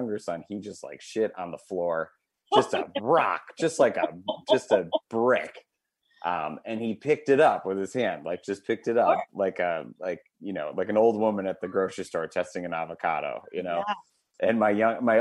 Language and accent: English; Wisconsin, United States; I'm from Wisconsin